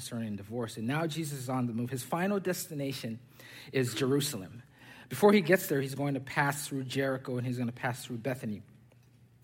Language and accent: English; Zambia; also born or lived in Pennsylvania / Texas; now in Sugar Land, United States; I was born and raised in Zambia